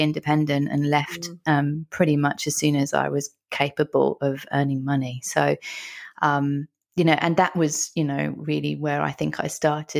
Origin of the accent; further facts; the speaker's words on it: London, United Kingdom; moved away as an adult; now in Australia; Originally from London in the UK.